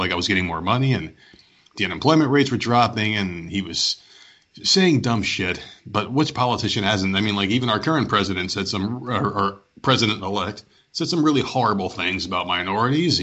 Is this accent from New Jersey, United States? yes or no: yes; New Jersey, United States; now in Myrtle Beach, United States; I'm born and raised in New Jersey, came down here, and now I live in Myrtle Beach, South Carolina